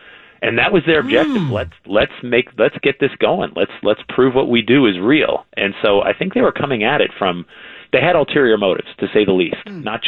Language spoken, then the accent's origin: English; Newtown, Connecticut, United States; I grew up in Newtown, Connecticut, which is where this whole haunting started.